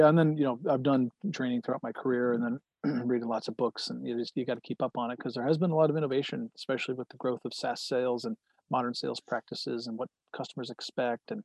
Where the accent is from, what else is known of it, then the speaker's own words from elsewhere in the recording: Central New York, United States; moved away as an adult; also born or lived in Manhattan / Cooperstown; Grew up in Central New York, spent a lot of time in Manhattan and downstate, as we call it